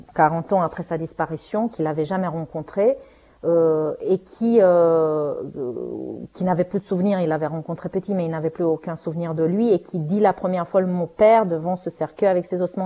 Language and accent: French; Romania; first language Romanian; French is a second language; now in France; je vienne du pays où il a vécu ça